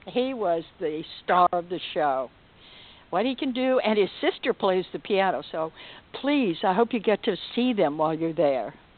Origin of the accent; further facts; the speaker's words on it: Dallas, Texas, United States; I'm from Dallas. And I'm a true fourth generation Texan